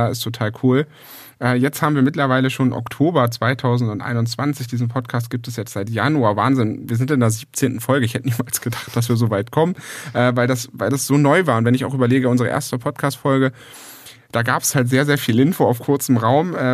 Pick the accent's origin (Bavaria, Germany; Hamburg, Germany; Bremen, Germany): Hamburg, Germany; Ich bin zurück in meine alte Heimat nach Hamburg gegangen.